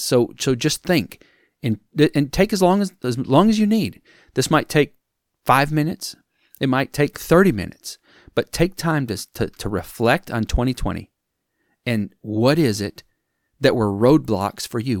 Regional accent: Wisconsin, United States; moved away; I'm from Wisconsin originally.

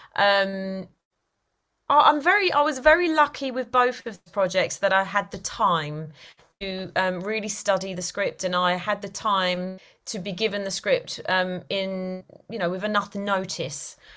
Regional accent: London, United Kingdom; moved away as an adult; now in Cotswolds, United Kingdom; I originate from London, from Easton, hence my accent

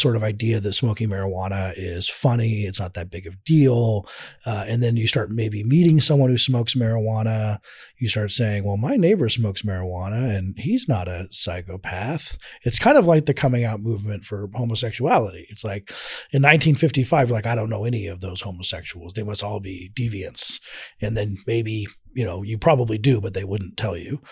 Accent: Colorado, United States; I'm from Colorado

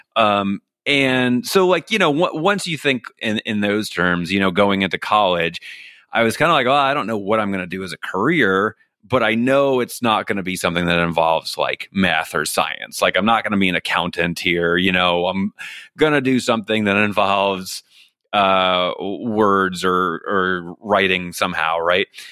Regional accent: New York City, New York, United States; moved away as an adult; now in Los Angeles, United States; I grew up in Staten Island, New York.

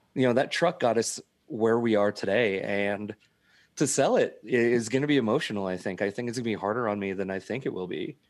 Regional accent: Dawson County, Nebraska, United States; I'm actually a Dawson County guy

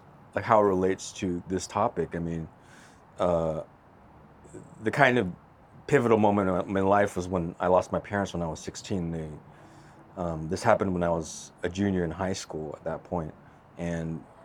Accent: Los Angeles, California, United States; moved away as an adult; back to my hometown, back to LA again.

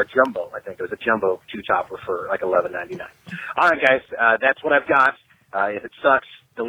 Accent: Sioux City, Iowa, United States; now in Nebraska, United States; This is back in my hometown of Sioux City.

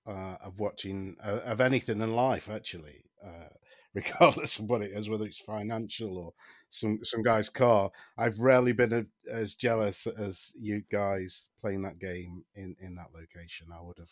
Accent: United Kingdom; I mean, I'm a British person, but some of those southern accents seemed a bit dodgy to me.

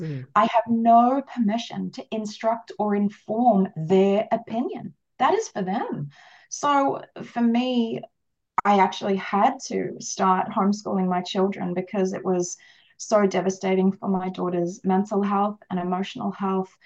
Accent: Australia; I am Australian

